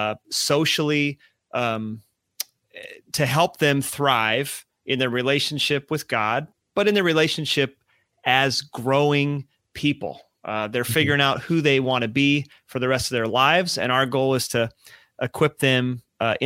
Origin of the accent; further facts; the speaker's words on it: Nebraska, United States; also born or lived in upstate New York; I grew up in Nebraska